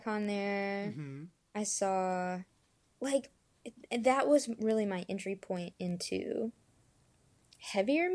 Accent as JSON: {"language": "English", "town": "Memphis", "region": "Tennessee", "country": "United States", "lives_now": "Nashville, United States", "said": "I am from Memphis, and I'm currently living in Nashville"}